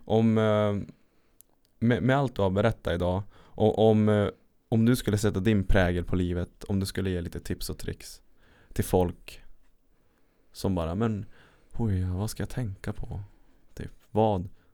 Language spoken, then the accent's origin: Swedish; Lapland, Sweden; moved away; also born or lived in Örebro; jag är från Lappland